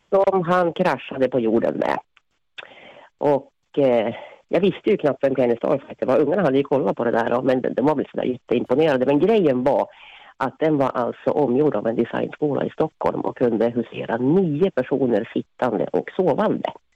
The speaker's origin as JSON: {"language": "Swedish", "country": "Finland", "moved": "yes", "lives_now": "Sweden", "said": "jag är från Finland"}